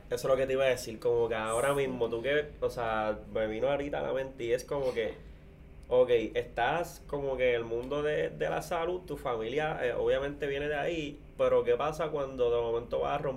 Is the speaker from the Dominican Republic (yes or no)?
no; Corozal, Puerto Rico; que somos de Corozal acá